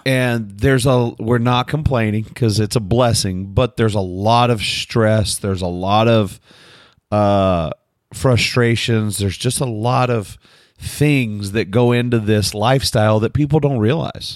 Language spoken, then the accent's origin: English; United States; I'm from America.